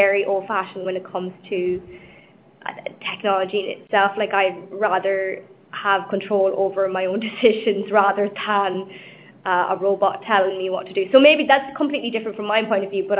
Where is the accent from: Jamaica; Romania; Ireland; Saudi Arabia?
Ireland; now in London, United Kingdom; I'm Irish